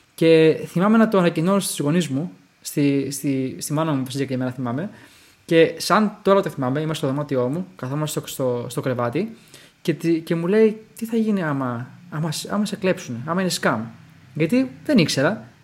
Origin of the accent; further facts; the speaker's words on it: Greece; Γεννηθήκαμε και μεγαλώσαμε στην Ελλάδα